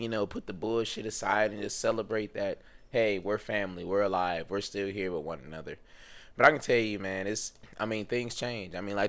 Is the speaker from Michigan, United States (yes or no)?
no; Ohio, United States; my family, you know, we're all from Ohio, but my grandparents are from Alabama